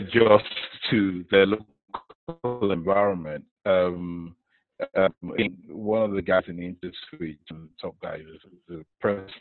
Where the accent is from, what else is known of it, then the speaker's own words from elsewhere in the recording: Nigeria; I grew up in Nigeria